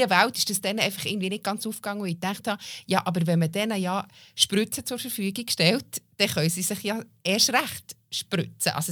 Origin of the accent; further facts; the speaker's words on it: Bern, Switzerland; also ich bin nicht in der Stadt Bern aufgewachsen, sondern ähm, in einem Dorf und wenn wir aber auf Bern gegangen sind